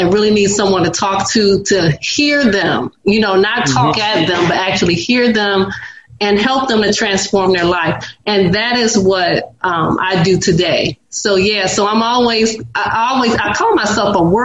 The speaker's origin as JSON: {"language": "English", "town": "Detroit", "region": "Michigan", "country": "United States", "moved": "as an adult", "lives_now": "Nashville, United States", "said": "originally I'm from Detroit, Michigan"}